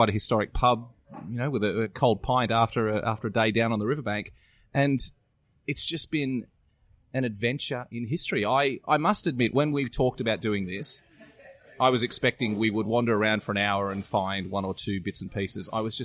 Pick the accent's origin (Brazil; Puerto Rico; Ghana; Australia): Australia; as an Australian